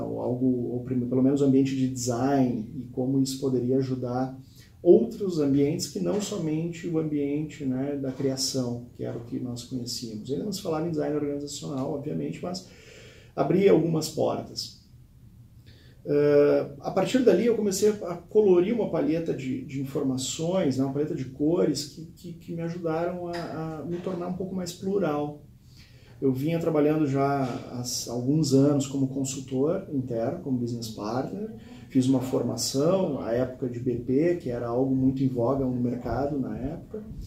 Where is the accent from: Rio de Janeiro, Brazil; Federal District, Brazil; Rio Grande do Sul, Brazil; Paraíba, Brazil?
Rio Grande do Sul, Brazil; Eu sou natural do Rio Grande do Sul